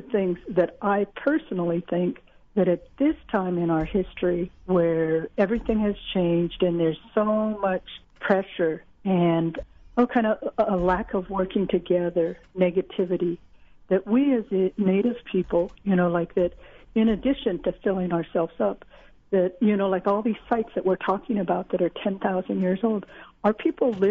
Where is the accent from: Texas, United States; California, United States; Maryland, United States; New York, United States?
California, United States; Long Beach; I was raised in Long Beach